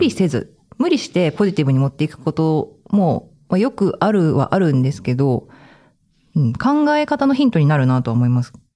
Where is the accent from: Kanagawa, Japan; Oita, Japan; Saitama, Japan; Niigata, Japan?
Niigata, Japan; Sado; now in Tokyo, Japan; 私の地元、まだ新潟の佐渡